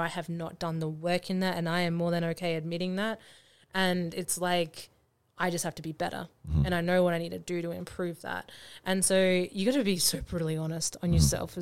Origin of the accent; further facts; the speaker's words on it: Australia; I'm Australian